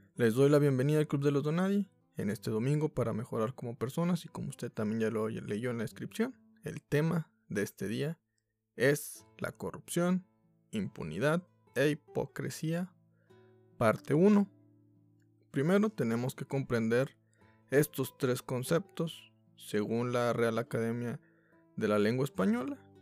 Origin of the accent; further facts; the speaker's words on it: Mexico; como mexicanos